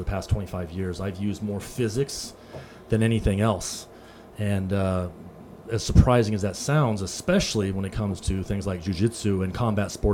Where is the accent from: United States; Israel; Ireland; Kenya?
United States; Southern California; moved away as an adult; also born or lived in Las Vegas; Born and raised in Southern California